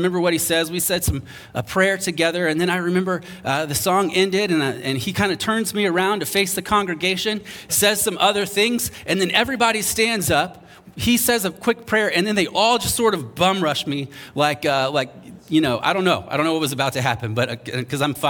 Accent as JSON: {"language": "English", "town": "North Charleston", "region": "South Carolina", "country": "United States", "tie": "born or raised there", "moved": "yes", "said": "I remember growing up in North Charleston, South Carolina. If you know where that is, you're impressed that I made it out. And I grew up there"}